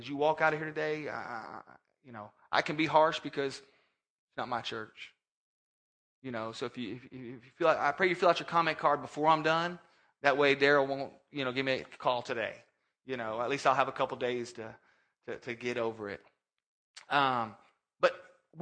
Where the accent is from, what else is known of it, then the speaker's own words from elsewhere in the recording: Orlando, Florida, United States; originally from Orlando, Florida, born and raised there